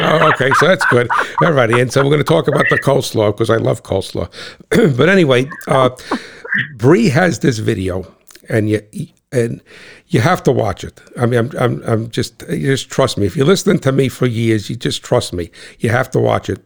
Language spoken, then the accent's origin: English; New Jersey, United States; I'm that guy from Cat Swamp Road, the guy from New Jersey